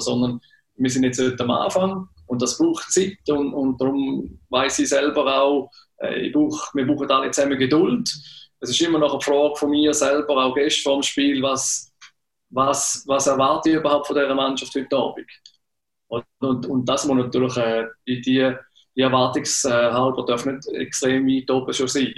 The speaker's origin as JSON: {"language": "German", "country": "Switzerland"}